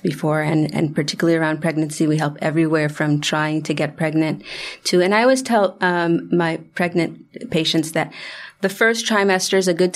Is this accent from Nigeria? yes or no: no; Haiti; moved away; I am from Haiti